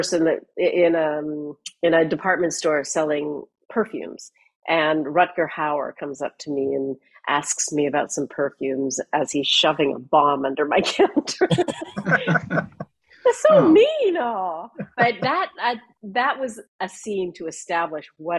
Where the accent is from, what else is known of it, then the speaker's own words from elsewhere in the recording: Canada; moved away as an adult; also born or lived in London; I grew up in Canada